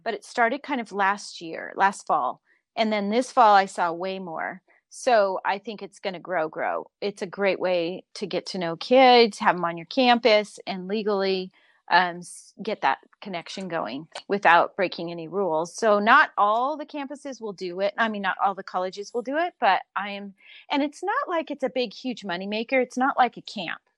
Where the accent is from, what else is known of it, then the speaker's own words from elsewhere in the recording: Southern California, United States; I grew up in Southern California